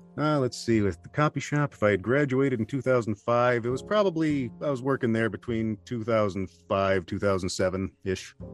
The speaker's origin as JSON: {"language": "English", "region": "southeast Wisconsin", "country": "United States", "tie": "born or raised there", "also_born_or_lived": "Milwaukee, Wisconsin", "said": "I have been living in Wisconsin my entire life. I was born in Milwaukee, and uh, probably lived in eight different locations following my dad's job, but always somewhere in usually southeast Wisconsin"}